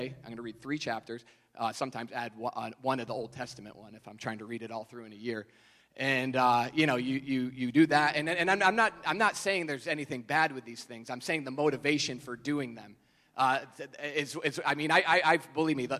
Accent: New York, United States; I'm from New York

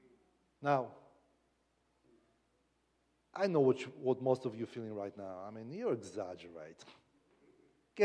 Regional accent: Kraków, Lesser Poland, Poland; accent: Polish; English is a second language; I come from Kraków

